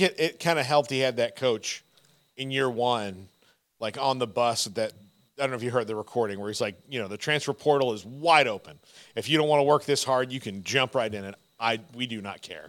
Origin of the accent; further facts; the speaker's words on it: Fort Myers, Florida, United States; now in Texas, United States; I grew up in Florida